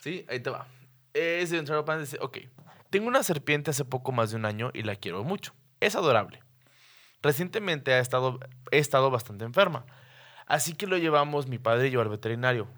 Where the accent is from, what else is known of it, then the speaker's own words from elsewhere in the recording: Torreón, Coahuila, Mexico; somos de Torreón, es un pinche desierto